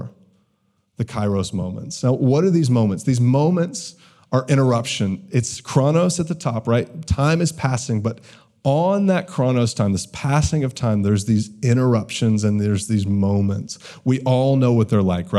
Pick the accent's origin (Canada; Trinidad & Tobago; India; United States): United States; the South; I grew up in the South.